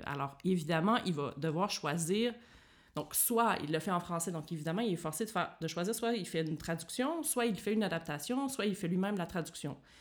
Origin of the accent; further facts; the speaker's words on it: Joliette, Quebec, Canada; accent: Québécoise; first language French; moved away as an adult; also born or lived in Montreal; now in Berlin, Germany; je suis partie à 17 ans de chez moi pour aller étudier à Montréal. Donc, je viens de Joliette, qui est une petite ville euh, dans le nord de Montréal